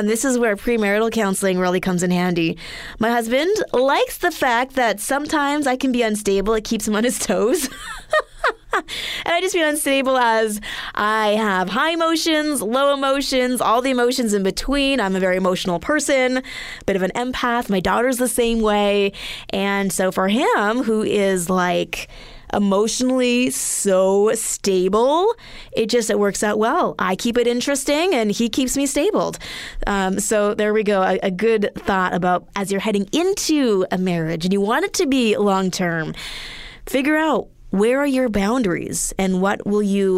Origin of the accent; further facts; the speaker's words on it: Edmonton, Alberta, Canada; moved away; growing up in Edmonton